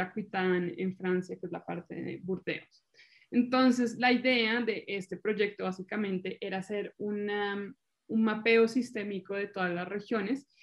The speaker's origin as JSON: {"language": "Spanish", "country": "Colombia", "moved": "as an adult", "lives_now": "Italy", "said": "yo soy colombiana, vivo en Italia"}